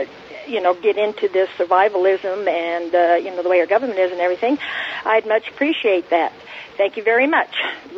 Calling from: Arizona, United States; I'm calling from Arizona.

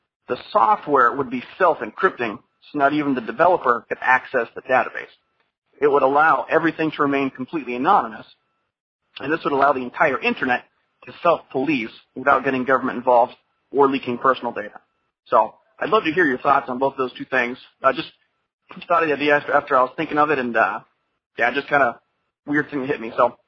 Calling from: Florida, United States; Hi, Jack. … from Florida.

